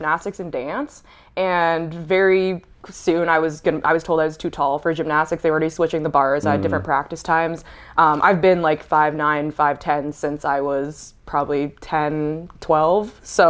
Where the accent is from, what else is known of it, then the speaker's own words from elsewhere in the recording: Oshawa, Ontario, Canada; moved away as an adult; also born or lived in New Haven, Connecticut; So I grew up in Oshawa, never really left until it was time to go to college.